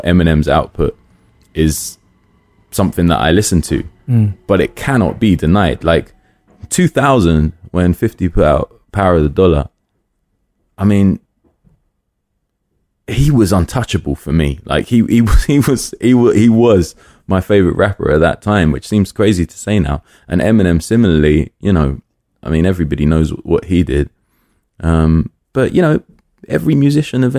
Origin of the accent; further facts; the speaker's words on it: London, United Kingdom; I grew up in Willesden